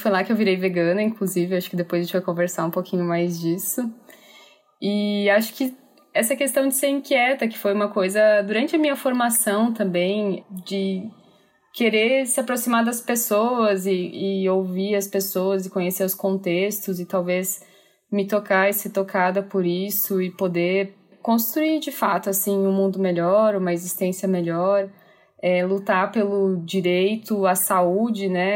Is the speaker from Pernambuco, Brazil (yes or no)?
no; Chapecó, Santa Catarina, Brazil; eu sou de Chapecó, Santa Catarina